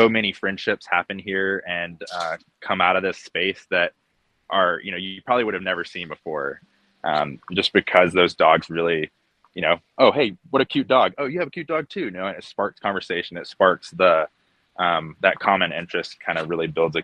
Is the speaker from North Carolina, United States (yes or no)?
yes; Asheville, North Carolina, United States; I'm from Asheville, North Carolina. I'm actually one of those elusive locals. Grew up here